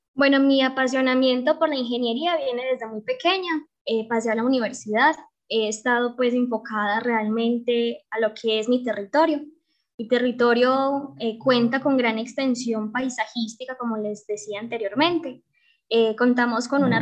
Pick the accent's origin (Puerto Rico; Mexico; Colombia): Colombia; Betania, Antioquia; mi territorio, amo mi territorio, mi tierra, mi Betania